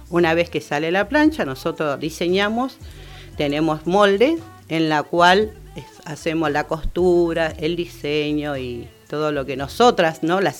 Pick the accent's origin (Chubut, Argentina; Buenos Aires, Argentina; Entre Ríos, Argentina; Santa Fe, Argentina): Buenos Aires, Argentina; Porque somos de Bajo Flores, somos distintas mujeres, pero ¿qué conformamos este grupo?